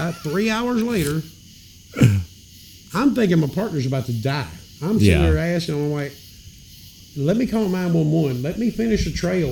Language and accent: English; Memphis, Tennessee, United States; moved away; I grew up in Memphis.